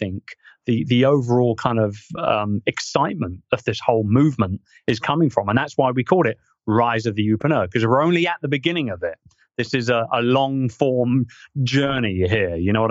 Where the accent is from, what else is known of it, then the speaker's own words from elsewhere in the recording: United Kingdom; as a Brit